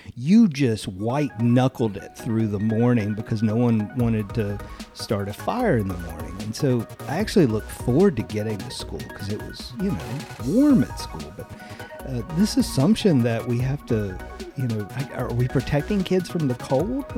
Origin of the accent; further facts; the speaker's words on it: Eastern North Carolina, United States; I'm from Eastern North Carolina